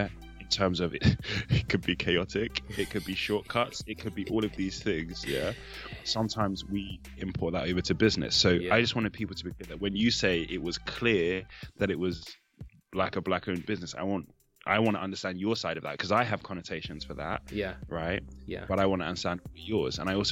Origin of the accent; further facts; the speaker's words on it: Nigeria; I'm Nigerian